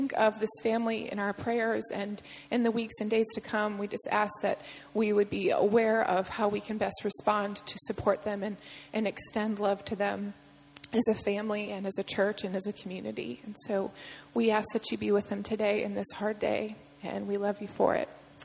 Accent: Perrysburg, Ohio, United States; moved away; growing up in Perrysburg, Ohio

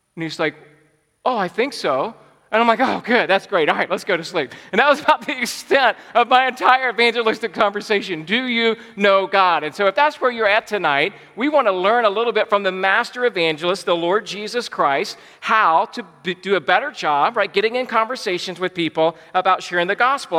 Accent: Georgia, United States; I was born and raised in Georgia

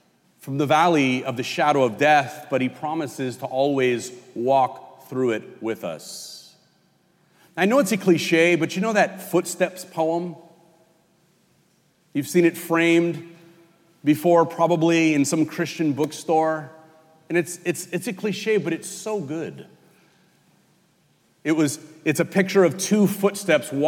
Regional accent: California, United States; moved away; I'm from California. We call the highways freeways back there

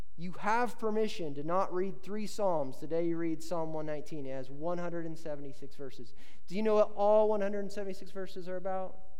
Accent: Indiana, United States; I grew up in Indiana where there's creeks and rivers

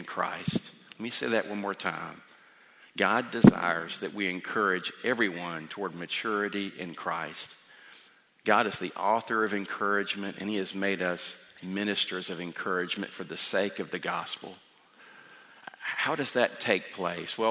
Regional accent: South Georgia, United States; moved away; I grew up in South Georgia, and we have a different dialect than here

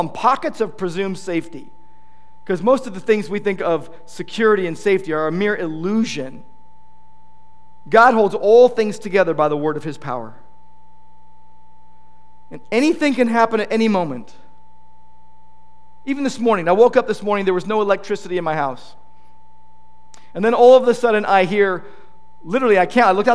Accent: United States; we as American Christians

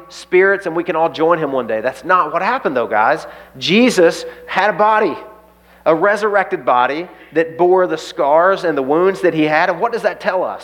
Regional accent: the Bible Belt, United States; I grew up in the Bible Belt

